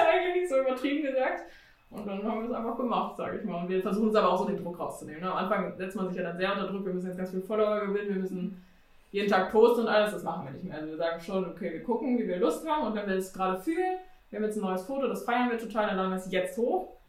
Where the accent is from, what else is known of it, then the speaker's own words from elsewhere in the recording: Hanover Region, Lower Saxony, Germany; now in Hanover, Germany; wir sind in der Region Hannover sozusagen aufgewachsen, in dem kleinsten Dorf sozusagen